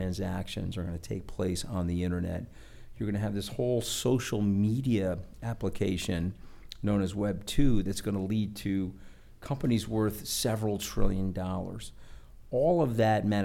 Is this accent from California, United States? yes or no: no; Long Island, New York, United States; I'm from Long Island, and I've other than going to Tufts and Harvard Law School, I've lived on Long Island my whole life. And like literally 2 miles from where my parents raised me